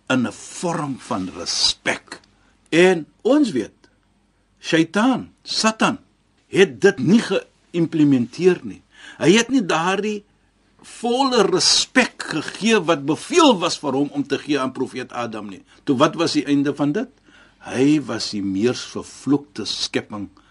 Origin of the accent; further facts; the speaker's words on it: South Africa; ons Suid-Afrikaners